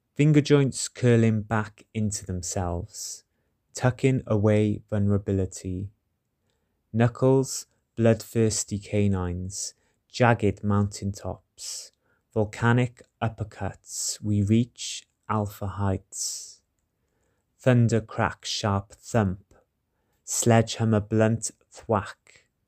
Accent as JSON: {"language": "English", "area": "Welsh", "region": "Wales", "country": "United Kingdom", "said": "I'm a Welsh poet living in Cardiff"}